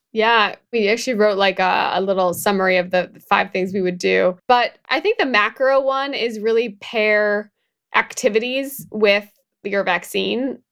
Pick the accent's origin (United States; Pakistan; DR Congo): United States; Midwest; moved away; I'm also from the Midwest. I go back there